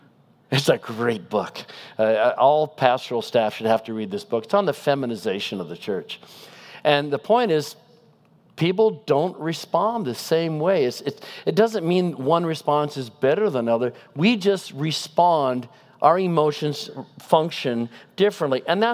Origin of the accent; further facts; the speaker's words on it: Pacific Northwest, United States; This illustration doesn't work great in Southern California, but I'm from the Northwest